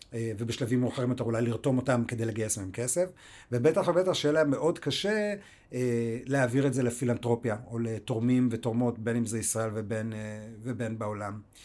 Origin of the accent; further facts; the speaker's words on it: United States; now in Israel; נולדתי באמריקה